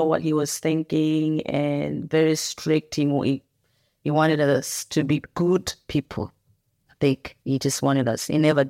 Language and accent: English; Bulawayo, Zimbabwe; And I was born in Bulawayo, in Zimbabwe, which is the second largest city in that country.